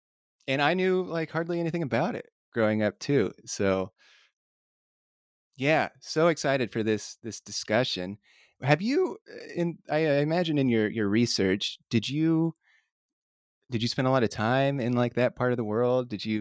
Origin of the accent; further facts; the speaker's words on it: Indiana, United States; born there; So like I was born in Miami County in Indiana. There's Tecumseh Middle School in Lafayette. There's William Henry Harrison High School.